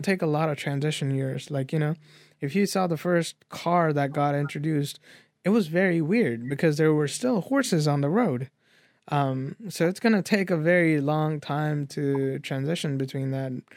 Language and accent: English; United States; we are American people